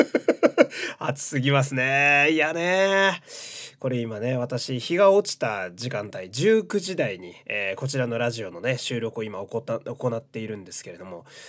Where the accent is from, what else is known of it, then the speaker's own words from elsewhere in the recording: Fukui, Japan; now in Tokyo, Japan; 激田舎の人間なので、私は出身が